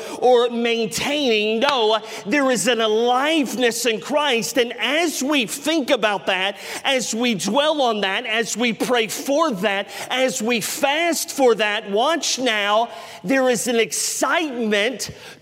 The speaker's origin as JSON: {"language": "English", "region": "the South", "country": "United States", "tie": "born or raised there", "said": "growing up in the South my entire life"}